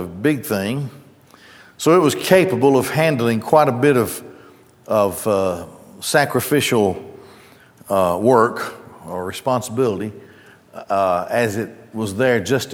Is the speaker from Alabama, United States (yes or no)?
yes; Gadsden, Alabama, United States; when I grew up in Gadsden, as I grew up there, the Goodyear Tire and Rubber Plant was probably the driving economic force there